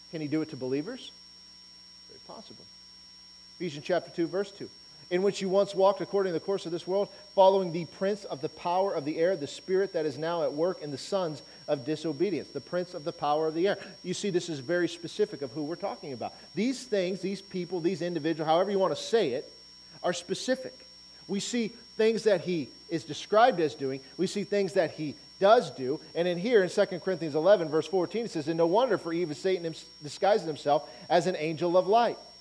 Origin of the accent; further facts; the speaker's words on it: Auburn, Nebraska, United States; Living, growing up in Auburn, Nebraska